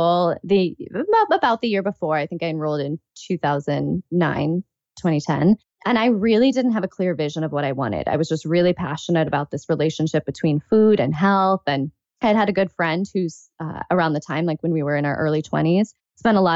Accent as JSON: {"language": "English", "country": "United States", "also_born_or_lived": "Chicago / New York City", "said": "my personal background is Pakistani. I'm American, but because that's my heritage"}